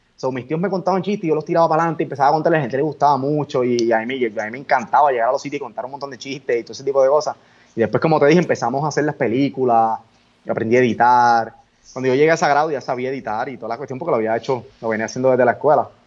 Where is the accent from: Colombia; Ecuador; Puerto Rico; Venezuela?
Puerto Rico; Coamo; un pequeño estudio que tengo en el pueblo de mi, en el pueblo, en Cuamo